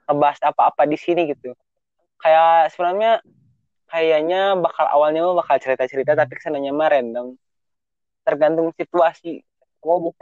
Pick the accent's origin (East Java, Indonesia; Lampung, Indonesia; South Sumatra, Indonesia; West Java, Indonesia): West Java, Indonesia; Majalengka; born there; saya lahir di Majalengka